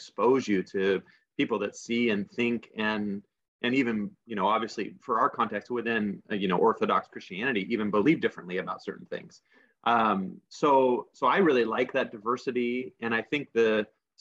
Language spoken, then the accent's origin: English; Oregon, United States; we're from Oregon